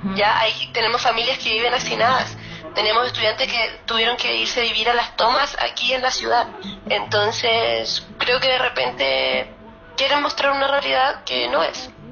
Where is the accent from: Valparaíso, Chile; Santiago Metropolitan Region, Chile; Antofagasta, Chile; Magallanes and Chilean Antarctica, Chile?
Magallanes and Chilean Antarctica, Chile; Puerto Natales; now in Punta Arenas, Chile; yo soy de Puerto Natales